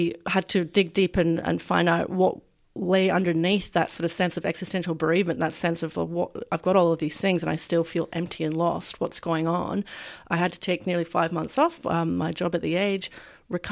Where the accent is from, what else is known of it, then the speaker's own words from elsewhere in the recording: Scotland, United Kingdom; now in Australia; I was a teenager growing up in Scotland